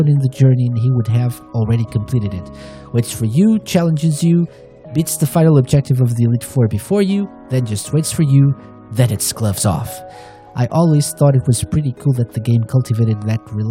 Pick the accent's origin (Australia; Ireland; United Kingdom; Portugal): Portugal; fellow Portuguese PTPT crew